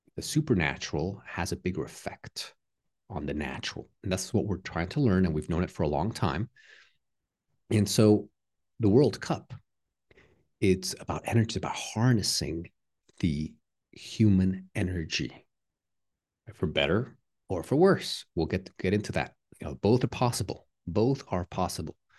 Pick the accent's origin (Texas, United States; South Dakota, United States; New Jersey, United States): Texas, United States; I'm from the U S, but I'm Mexican-American, so I'm, I don't have a, a dual citizenship. I'm American, um, but also Mexican, you know, from Texas.